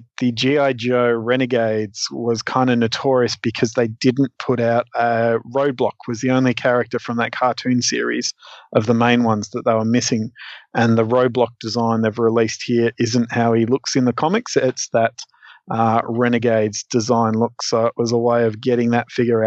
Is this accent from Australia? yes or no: yes; Australia; as an Australian kid in the 90s